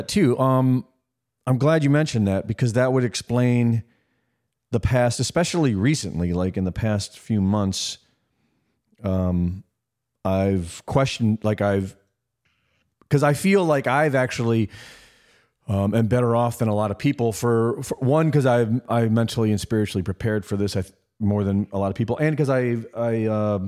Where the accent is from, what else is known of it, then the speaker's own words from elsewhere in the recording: Cleveland, Ohio, United States; moved away; also born or lived in New York; I grew up in Cleveland, Ohio